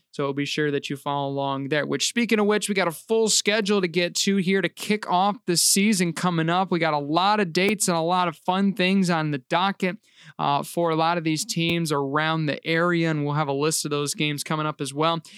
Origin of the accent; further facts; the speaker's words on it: Reed City, Michigan, United States; my hometown team